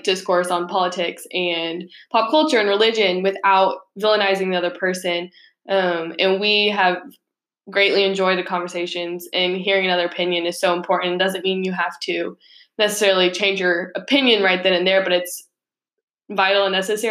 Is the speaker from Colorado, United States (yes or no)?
yes; Colorado, United States; moved away as an adult; now in Paris, France; Originally from Colorado, and I love my home state.